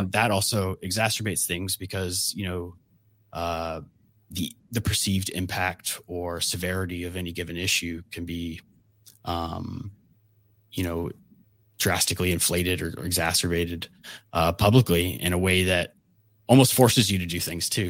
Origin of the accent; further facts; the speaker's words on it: Georgia, United States; I grew up in Georgia